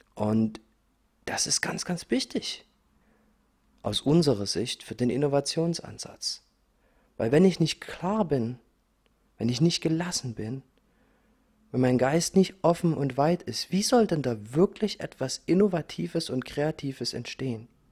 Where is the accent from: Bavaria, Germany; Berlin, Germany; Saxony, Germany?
Saxony, Germany; Dresden; ich bin in Dresden geboren, ich bin in Ostdeutschland aufgewachsen